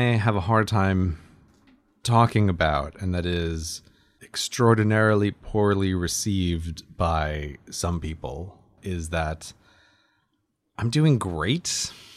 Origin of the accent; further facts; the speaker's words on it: United States; now in United Kingdom; I'm American